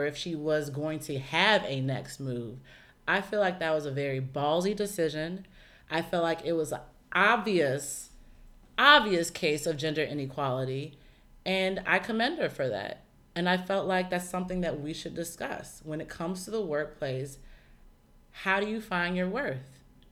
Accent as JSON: {"language": "English", "country": "United States", "tie": "born or raised there"}